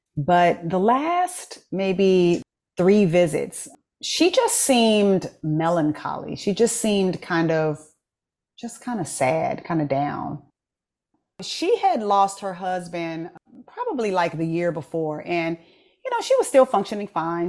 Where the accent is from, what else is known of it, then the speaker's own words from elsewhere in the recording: United States; as an American who doesn't speak French